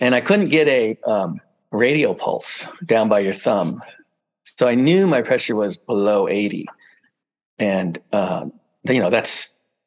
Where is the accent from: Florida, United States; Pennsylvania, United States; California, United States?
California, United States; central coast of; I come from here, pretty much central coast of California. I grew up in a little town nearby